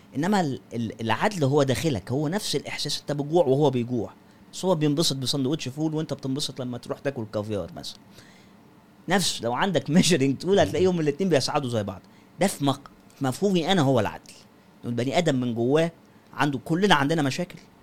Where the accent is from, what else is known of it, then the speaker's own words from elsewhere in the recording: Egypt; culture مصري عندنا